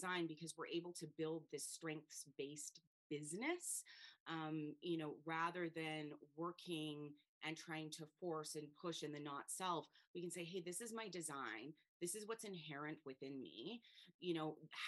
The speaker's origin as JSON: {"language": "English", "country": "Canada", "moved": "yes", "lives_now": "Spain", "said": "So I live in Spain. I'm from Canada"}